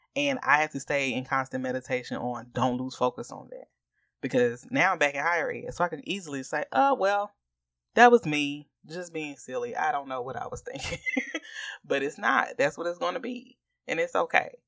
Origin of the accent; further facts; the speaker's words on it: Augusta, Georgia, United States; we are from Augusta, Georgia, and we are both members of Tabernacle Baptist Church in Augusta, Georgia